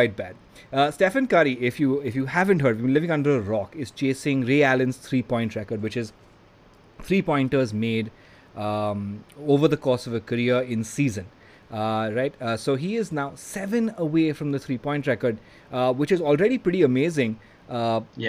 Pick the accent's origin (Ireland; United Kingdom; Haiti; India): India; I'm very Indian